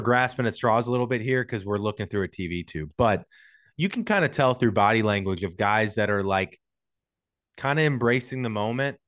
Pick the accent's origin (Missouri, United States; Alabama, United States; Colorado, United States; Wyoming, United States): Missouri, United States; St. Louis; now in Los Angeles, United States; I'm from Saint Louis, big sports town